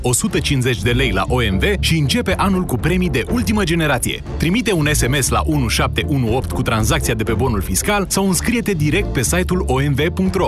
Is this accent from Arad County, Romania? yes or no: yes; Arad, Arad County, Romania; sunt din Arad, nu din București